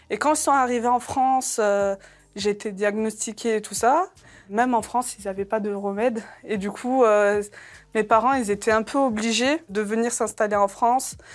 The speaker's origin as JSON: {"language": "French", "country": "Algeria", "tie": "born there", "said": "Moi, en plus, je suis née en Algérie. Ça veut dire niveau soleil, on est servi."}